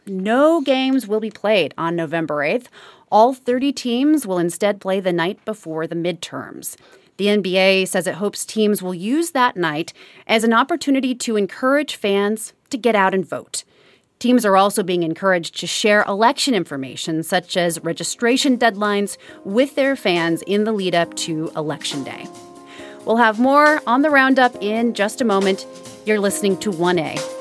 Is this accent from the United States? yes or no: yes; Midwest, United States; I grew up in the Midwest